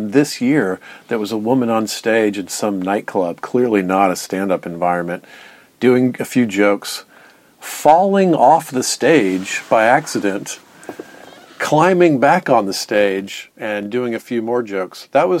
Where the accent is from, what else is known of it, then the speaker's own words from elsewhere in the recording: Atlanta, Georgia, United States; moved away; I grew up in Atlanta